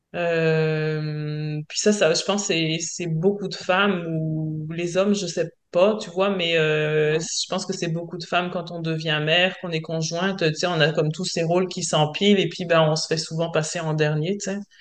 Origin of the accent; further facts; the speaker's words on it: France; accent: French; moved away as an adult; now in Quebec, Canada; je suis française, j'imagine que les gens l'auront peut-être entendu à mon accent, mais euh, ça fait donc 22 ans que je vis en France.